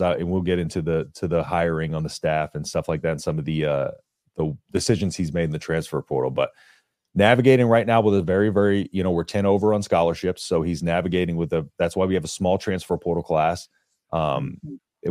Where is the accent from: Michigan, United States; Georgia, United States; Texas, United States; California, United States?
Texas, United States; I grew up in Texas, so I was in Longhorn territory, but my my family's from Nebraska